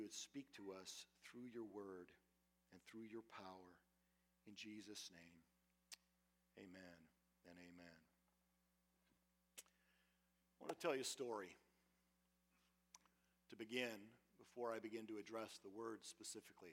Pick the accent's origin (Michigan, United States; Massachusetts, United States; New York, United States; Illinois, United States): Michigan, United States; Western; moved away; I grew up in Western Michigan